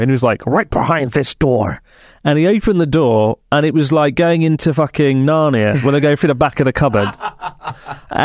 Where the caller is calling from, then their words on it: Sydney, New South Wales, Australia; from Sydney, Australia.